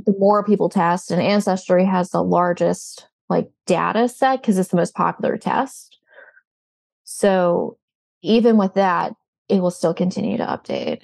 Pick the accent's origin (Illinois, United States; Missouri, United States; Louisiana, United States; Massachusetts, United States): Louisiana, United States; New Orleans; moved away; I'm originally from the New Orleans area.